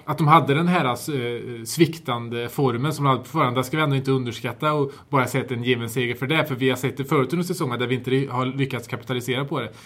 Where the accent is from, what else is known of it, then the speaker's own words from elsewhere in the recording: Värmland, Sweden; mitt värmländska hjärta